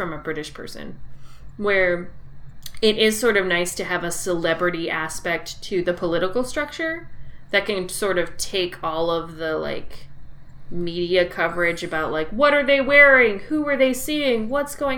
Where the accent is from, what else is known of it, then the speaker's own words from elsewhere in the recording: United States; I'm an American